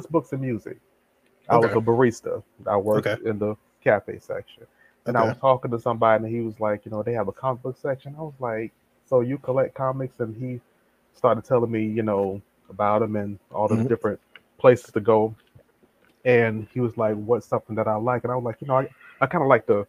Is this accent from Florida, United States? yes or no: yes; Tampa, Florida, United States; born and raised here in Tampa, Florida